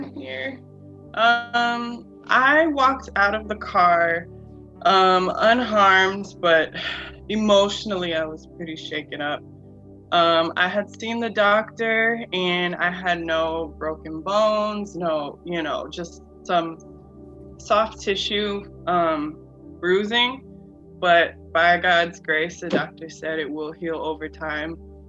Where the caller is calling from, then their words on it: Florida, United States; I live in Florida.